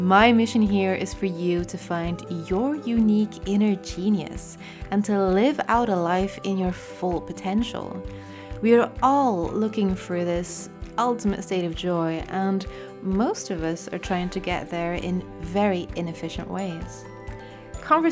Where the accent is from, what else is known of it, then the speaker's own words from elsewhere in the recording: France; accent: French; using my French accent